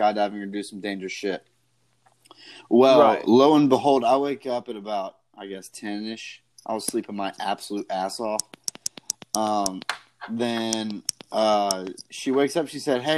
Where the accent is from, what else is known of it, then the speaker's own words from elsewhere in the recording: Tybee Island, Georgia, United States; Savannah, Georgia area. I'm from Tybee